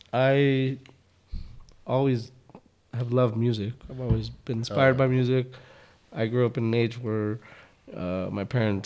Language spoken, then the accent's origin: English; El Paso, Texas, United States; also born or lived in Ciudad Juarez; I grew up on the east side, like by Eastwood.